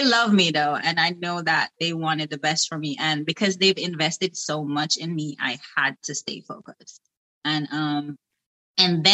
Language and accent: English; Saint Mary, Jamaica; moved away as an adult; I came directly from Jamaica